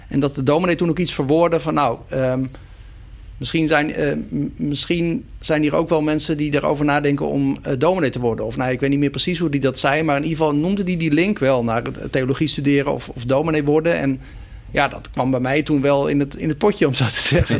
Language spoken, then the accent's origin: Dutch; Sliedrecht, South Holland, Netherlands; also born or lived in Dordrecht; Sliedrecht, daar ben ik dus opgegroeid. Dus ik ben in Dordrecht geboren, inderdaad in het ziekenhuis. Maar eh, mijn leven lang eh, als eh, kind en jongere in Sliedrecht gewoond.